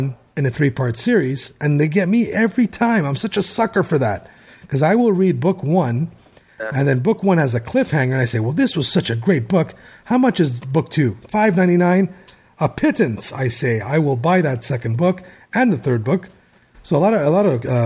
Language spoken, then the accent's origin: English; Canada; being Canadian